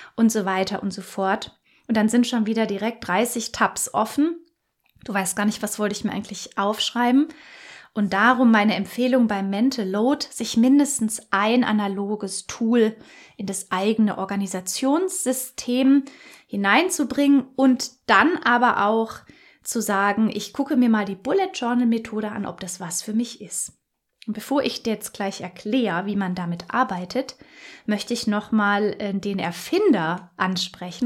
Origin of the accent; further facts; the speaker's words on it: Germany; bei uns in Deutschland